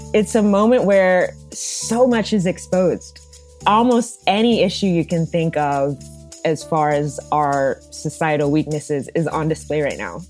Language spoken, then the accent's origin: English; Dallas, Texas, United States; moved away; speaking to you now from, from Dallas, Texas, uh, which is my hometown